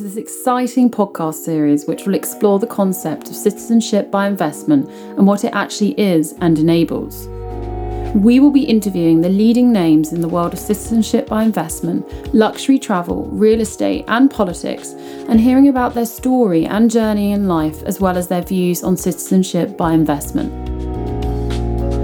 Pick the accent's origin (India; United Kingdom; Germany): United Kingdom; I'm British